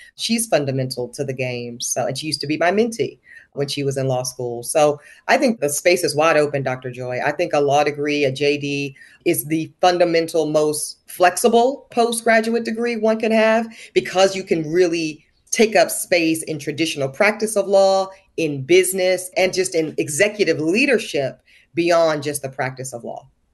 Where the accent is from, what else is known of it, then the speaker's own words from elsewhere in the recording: the American South, United States; growing up in the American South